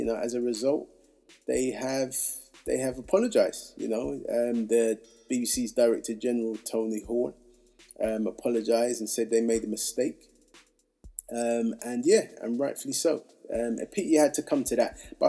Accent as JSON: {"language": "English", "town": "Hackney", "region": "London", "country": "United Kingdom", "said": "You know, and look, I'm from Hackney."}